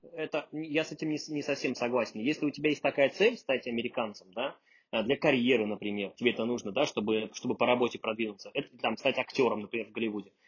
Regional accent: Russia; moved away as an adult; now in New York, United States; Я вообще из России, можно сказать, не уехал

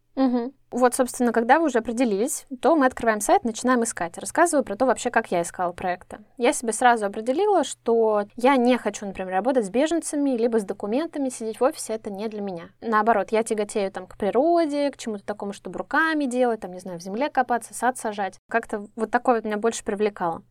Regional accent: Russia; мы, да, люди из России

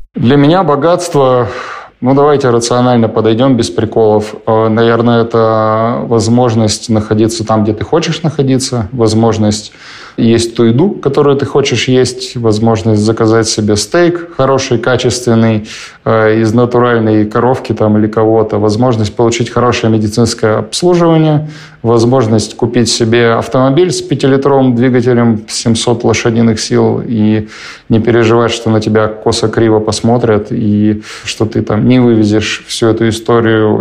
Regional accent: Perm, Perm Krai, Russia; Я из Перми, у меня не было денег совсем, и у моей семьи особо не было денег никогда

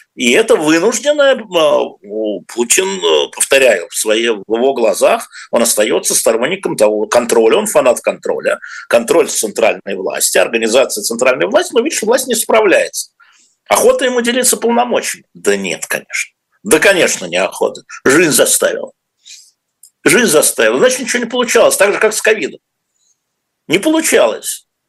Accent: Moscow, Russia; мы москвичи, ну я москвич

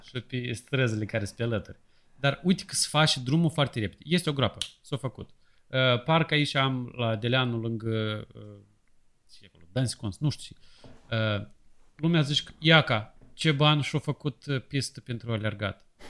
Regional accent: Moldova; moved away

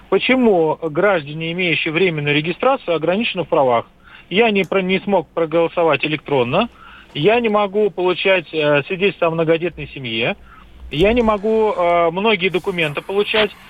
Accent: Moscow, Russia; Я родился в Москве, жил, развелся, выписался от жены. Сейчас у меня временная регистрация.

